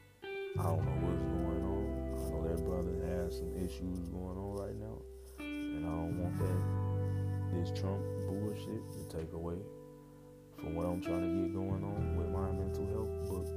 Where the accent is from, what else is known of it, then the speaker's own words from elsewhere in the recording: Chicago, Illinois, United States; as a Chicagoan